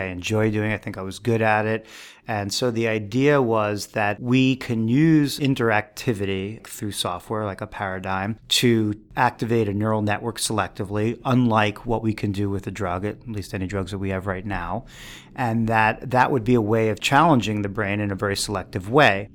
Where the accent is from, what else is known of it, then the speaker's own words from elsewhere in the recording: New York City, New York, United States; I grew up on the East Coast. I grew up in New York City